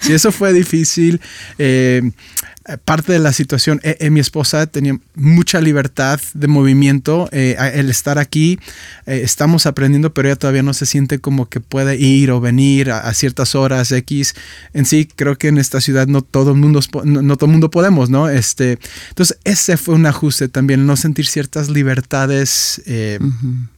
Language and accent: Spanish; Guadalajara, Jalisco, Mexico; moved away as an adult; also born or lived in Michigan; now in Guadalajara, Mexico; Guadalajara, mi ciudad, donde yo nací